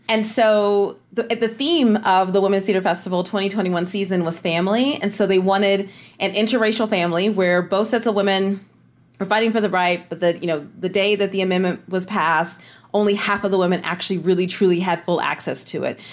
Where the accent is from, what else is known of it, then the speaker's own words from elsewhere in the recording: Tennessee Colony, Texas, United States; I was raised in East Texas in a little farming community called, um, Tennessee Colony